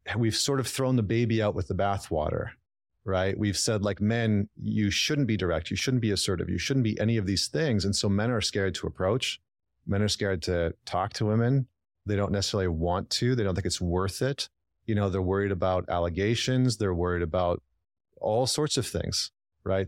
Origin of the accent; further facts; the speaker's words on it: Northern Alberta, Canada; moved away as an adult; also born or lived in Vancouver, Canada; I'm from Northern Alberta